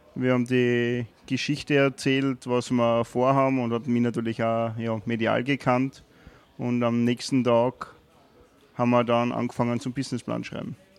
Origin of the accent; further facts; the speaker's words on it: Wolkersdorf, Lower Austria, Austria; moved away as an adult; also born or lived in Carinthia / Vienna; in der Ortschaft in Wolkersdorf, wo ich aufgewachsen bin